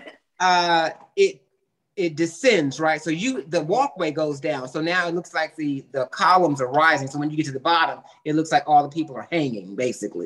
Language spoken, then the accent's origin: English; the Bay Area, California, United States; I grew up in California in a very diverse area, you know, mm-hmm. the Bay mm-hmm. Area